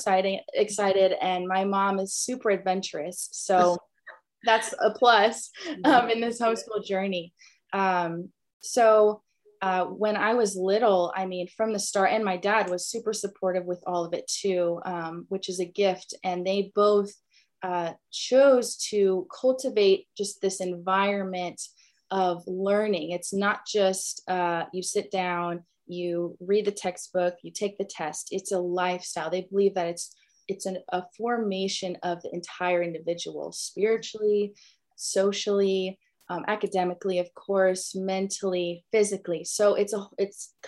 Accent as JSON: {"language": "English", "town": "Franklin", "region": "Tennessee", "country": "United States", "tie": "born or raised there", "said": "I was raised in Franklin, born and raised in the South in the Bible Belt"}